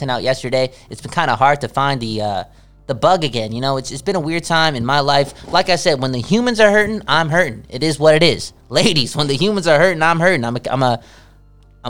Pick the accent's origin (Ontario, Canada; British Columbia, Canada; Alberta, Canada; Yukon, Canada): British Columbia, Canada; Vancouver; we come from Vancouver. We cheer for the Vancouver Canucks.